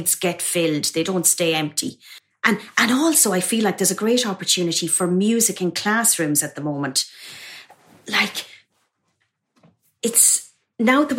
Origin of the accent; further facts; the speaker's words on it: Mullingar, Westmeath, Ireland; moved away as an adult; now in London, United Kingdom; in a convent in my hometown of Mullingar in Ireland.